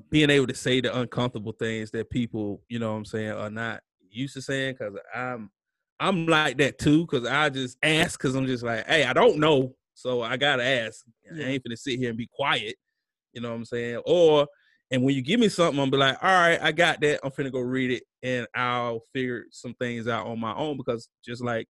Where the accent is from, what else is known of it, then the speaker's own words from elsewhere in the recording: the South, United States; I grew up in the South